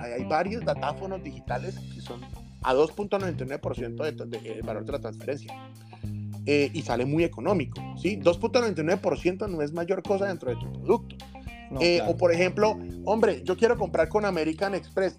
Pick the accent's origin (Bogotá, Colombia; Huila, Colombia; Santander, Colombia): Santander, Colombia; accent: santanderiano; moved away; aunque nacimos en Santander, pues ya estamos, pues ya no vivo allá